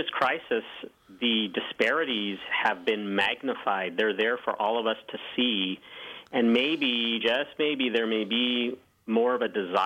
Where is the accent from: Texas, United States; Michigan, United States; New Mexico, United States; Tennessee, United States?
New Mexico, United States; Santa Fe; now in Missouri, United States; I'm from Santa Fe, New Mexico, which is lovely city, very old city, founded in the 1600s. So, you know, I grew up in a predominantly Hispanic community